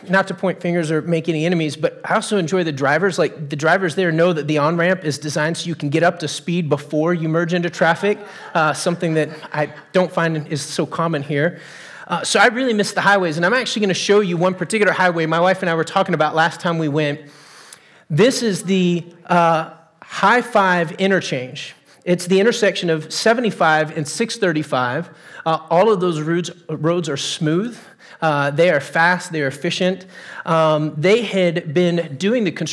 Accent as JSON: {"language": "English", "region": "Texas", "country": "United States", "tie": "born or raised there", "moved": "yes", "said": "I grew up in Texas. I was born and raised there"}